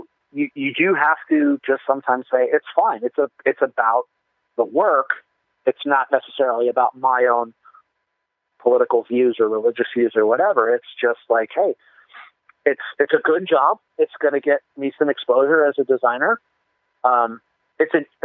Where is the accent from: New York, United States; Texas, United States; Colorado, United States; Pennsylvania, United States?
Colorado, United States; also born or lived in New Jersey / Fort Collins; I was 4 when we moved to Colorado from New Jersey